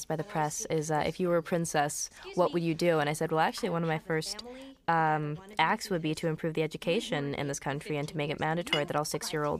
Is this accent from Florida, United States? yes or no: no; New Jersey, United States; also born or lived in Brooklyn, New York; I moved from Brooklyn to New Jersey when I was supposedly supposed to go into kindergarten